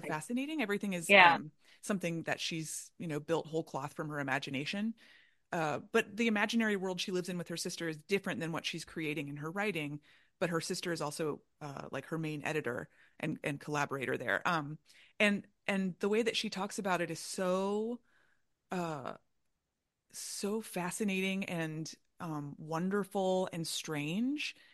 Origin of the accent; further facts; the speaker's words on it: Orlando, Florida, United States; now in Chicago, United States; I grew up in Orlando